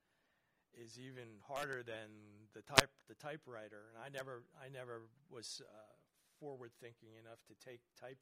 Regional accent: Kearny, New Jersey, United States; I grew up in New Jersey in Kearney.

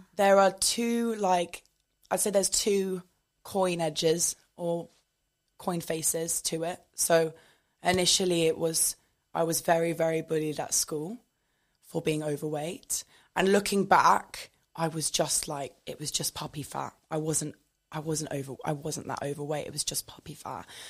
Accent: United Kingdom; moved away as an adult; now in London, United Kingdom; I am originally from the South Coast

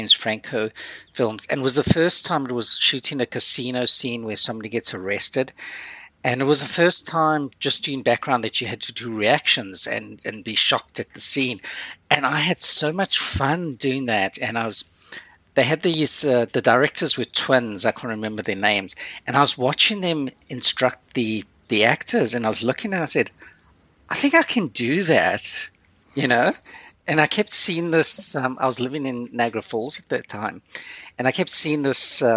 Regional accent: South Africa; also born or lived in Curaçao; now in Canada; I grew up in South Africa, you know, which back then there was no television.

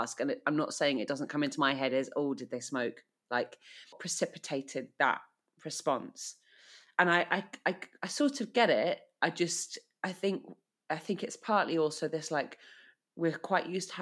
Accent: United Kingdom; as a Brit

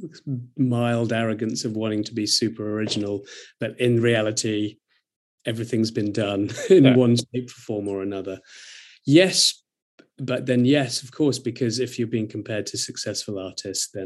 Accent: near Brighton, South East England, United Kingdom; I grew up near Brighton

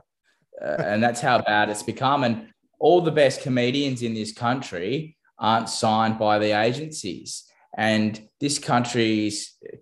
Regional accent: New South Wales Central Coast, Australia; first language English; growing up on the New South Wales Central Coast

